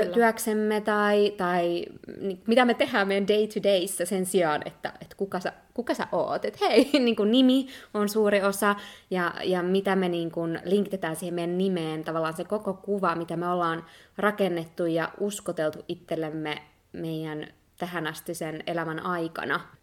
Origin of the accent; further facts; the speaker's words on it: Finland; moved away; Mä koen olevani ihan täysin suomalainen ja se on tosi iso osa mun identiteettiä ja sitä nimenomaan mistä mä tuun